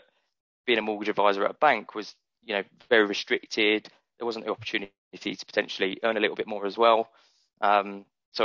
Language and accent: English; Brighton, South East England, United Kingdom; also born or lived in West Hampstead, London; growing up in Brighton, I've got such a great network in Brighton already